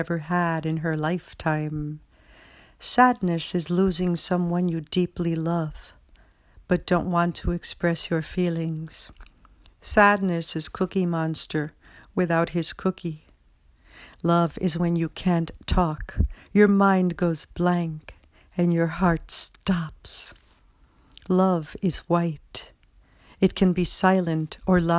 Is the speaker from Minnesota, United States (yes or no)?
no; New York City, New York, United States; now in Springfield, United States; you all know I'm from the Bronx, and once you're from the Bronx, you're always from the Bronx.